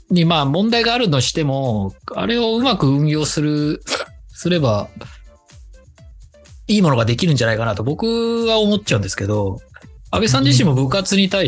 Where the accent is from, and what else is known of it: Japan; born or raised there; now in Germany